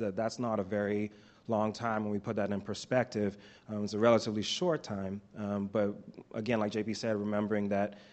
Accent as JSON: {"language": "English", "country": "Bahamas", "moved": "yes", "lives_now": "Oklahoma, United States", "said": "I'm originally from the Bahamas"}